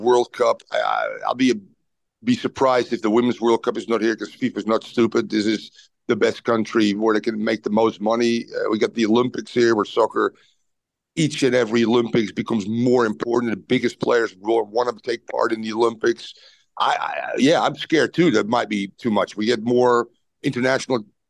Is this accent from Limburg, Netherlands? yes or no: no; Amsterdam, North Holland, Netherlands; moved away as an adult; now in United States; I was born and raised in Amsterdam